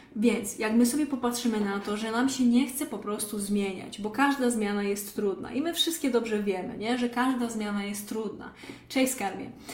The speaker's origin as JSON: {"language": "Polish", "region": "Lesser Poland", "country": "Poland", "moved": "yes", "said": "pochodzę z małej wsi w Małopolsce"}